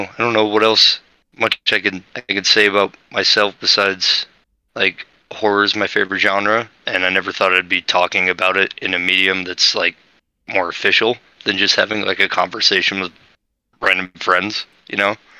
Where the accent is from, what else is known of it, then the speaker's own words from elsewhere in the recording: Utah, United States; from Utah